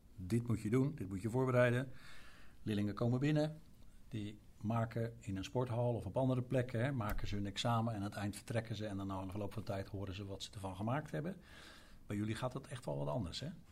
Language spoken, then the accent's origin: Dutch; Overijssel, Netherlands; Uit Overijssel, dus het zijn provinciegenoten van mij